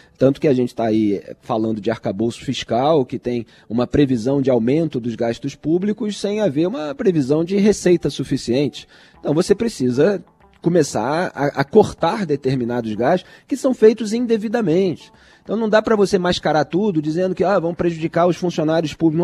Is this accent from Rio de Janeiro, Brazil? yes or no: yes; Rio de Janeiro, Brazil; now in São Paulo, Brazil; eu, como carioca em São Paulo